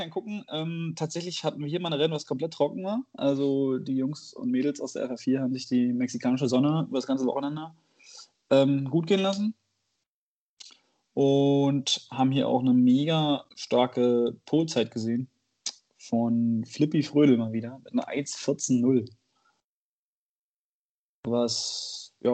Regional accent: Bonn, North Rhine-Westphalia, Germany; Bin Bonner. Bin, bin Bonner

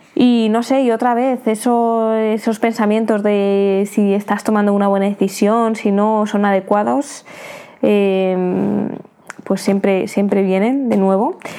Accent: Spain; also born or lived in United Kingdom; now in Thailand; siendo española, pues será mucho más sencillo entrar a mi país, aunque sea a España

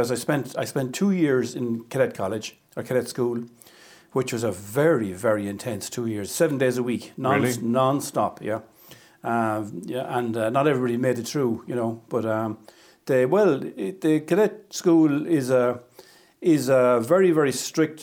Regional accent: Athlone, Leinster, Ireland; moved away as an adult; now in Clonmel, Ireland; I'm from Athlone originally

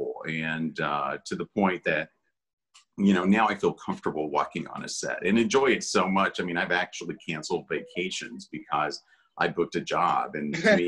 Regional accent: Hazard, Kentucky, United States; moved away; also born or lived in Los Angeles; I grew up in Hazard, Kentucky, which is a really small town in southeastern Kentucky, very isolated

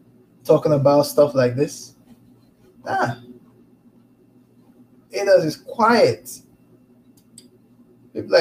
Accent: Lagos, Nigeria; moved away as an adult; also born or lived in St. Louis, Missouri; now in United States; I'm Nigerian myself, born, bred, grew up in Lagos

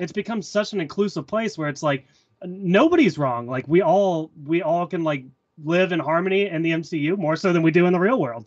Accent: the South, United States; I'm from the South

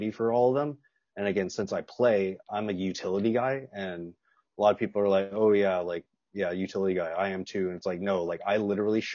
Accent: Los Angeles, California, United States; also born or lived in Las Vegas; I was born in Los Angeles, then moved around a little bit, and then again moved back to LA when I was in sixth grade

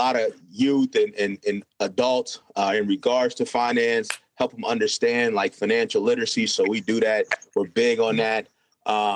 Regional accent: Davenport, Iowa, United States; Born and raised in Davenport, Iowa.

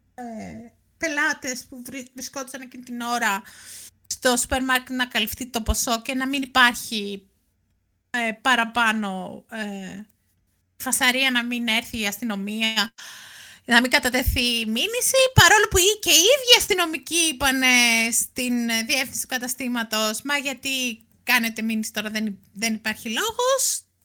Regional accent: near Ilion, Attica, Greece; είναι κοντά εκεί που μεγάλωσα

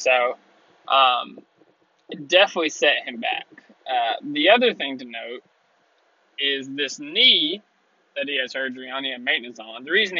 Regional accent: Richmond, Kentucky, United States; Richmond, Kentucky. It's my hometown.

